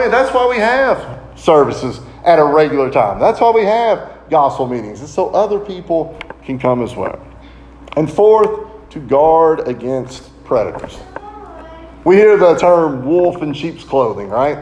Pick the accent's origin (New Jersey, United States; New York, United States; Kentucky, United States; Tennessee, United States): Kentucky, United States; Lancaster; When I grew up, we grew up in the Maple Avenue Church of Christ in Lancaster